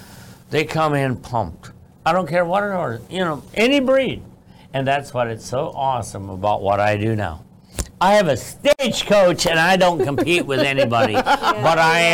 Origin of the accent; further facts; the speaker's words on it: Iowa, United States; I was born and raised in Iowa. After they went back to from Florida to Iowa, they had me. And that's where I was born.